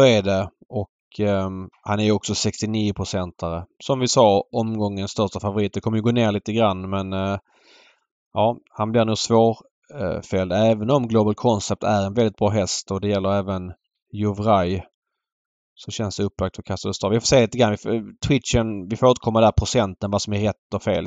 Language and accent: Swedish; Skåne, Sweden; mig som är född och uppvuxen i Skåne